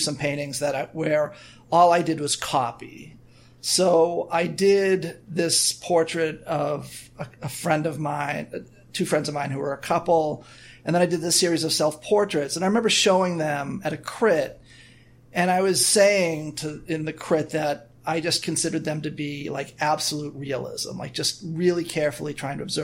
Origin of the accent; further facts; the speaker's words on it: Scituate, Massachusetts, United States; I grew up in a suburb called Scituate